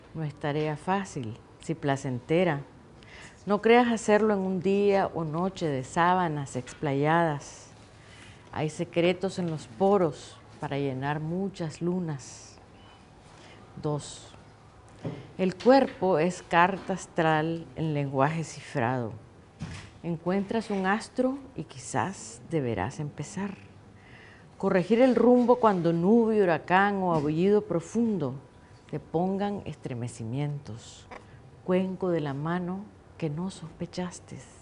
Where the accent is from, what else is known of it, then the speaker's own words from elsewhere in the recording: Nicaragua; moved away as an adult; also born or lived in California, United States; los nicaragüenses nos dividimos